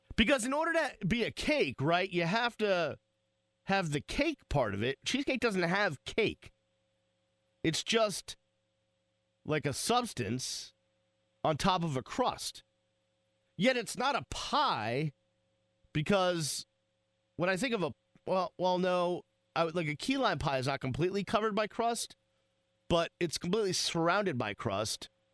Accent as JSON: {"language": "English", "town": "Boston", "region": "Massachusetts", "country": "United States", "said": "I am from Boston"}